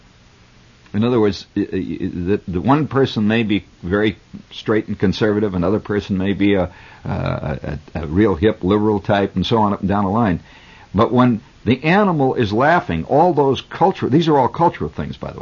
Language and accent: English; United States; I'm an American